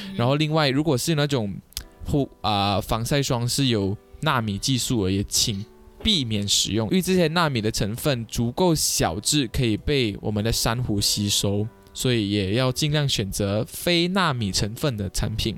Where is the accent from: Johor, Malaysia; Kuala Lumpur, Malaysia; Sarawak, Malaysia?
Sarawak, Malaysia; Kuching; 像我们古晋这边也是有很多海滩